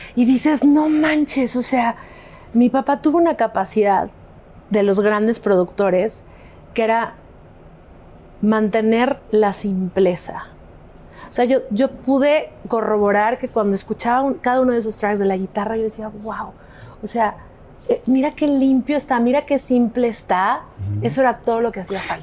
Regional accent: Mexico; also born or lived in Los Angeles, United States; en Estados Unidos. Entonces nos mudamos ahí en esa época un montón de tiempo a México

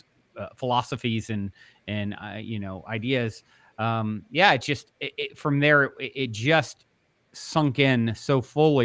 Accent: East Coast, United States; now in Los Angeles, United States; I currently reside in Los Angeles, the Los Angeles area, California, and I was raised on the East Coast

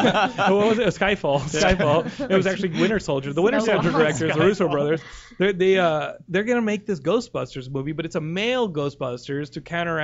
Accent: San Diego, California, United States; born there; I was born in San Diego.

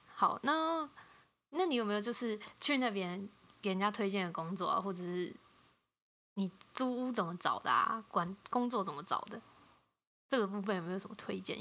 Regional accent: Taiwan; 我是台湾来的 台湾人

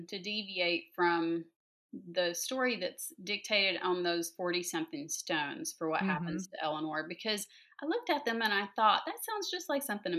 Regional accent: the South, Georgia, United States; also born or lived in North Carolina; I grew up in the South

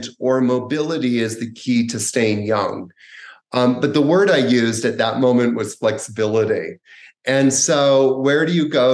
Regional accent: Canada; when I was about 18, growing up in Canada

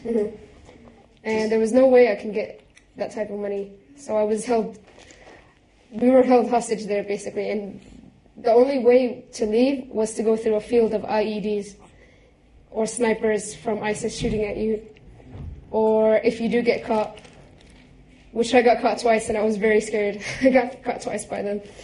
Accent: United States; moved away as an adult; I know I am an American citizen, and I know I have the right to come back. I have no other citizenship anywhere even my own home country, I don't, I've never been there, never stepped foot out of America

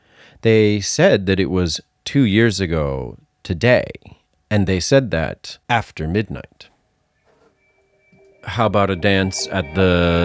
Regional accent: Massachusetts, United States; accent: Massachusetts; Because I'm from Massachusetts and he talks like people I grew up with.

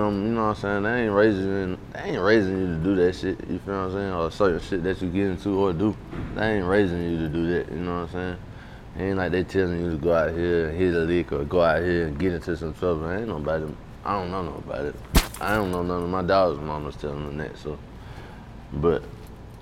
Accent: Columbia, South Carolina, United States; also born or lived in Manning, South Carolina; I was raised in Columbia, South Carolina, but born in Manning, South Carolina.

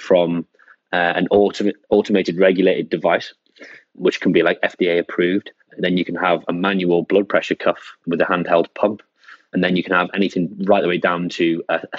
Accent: Wrexham, Wales, United Kingdom; moved away as an adult; also born or lived in Loughborough, England; originally from Wales, I left there at 18 and went to Loughborough University in the East Midlands to study sports science

